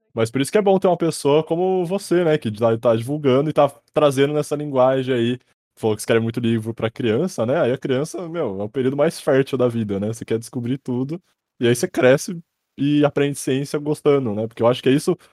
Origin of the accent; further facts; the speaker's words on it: Sorocaba, São Paulo, Brazil; Eu sou de Sorocaba, eu tô aqui agora